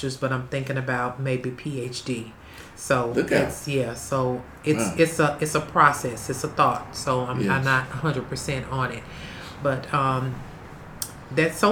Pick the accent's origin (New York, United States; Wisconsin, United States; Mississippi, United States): Mississippi, United States; Vicksburg; also born or lived in Detroit, Michigan; I am from Vicksburg, Mississippi, an original native